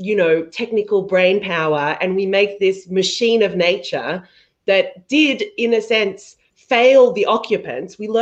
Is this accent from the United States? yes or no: no; Australia; I'm Australian